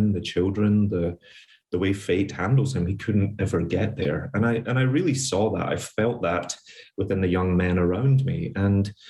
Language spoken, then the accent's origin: English; Glasgow, Scotland, United Kingdom; moved away as an adult; now in New York, United States; I grew up in poverty in Scotland during the Thatcher years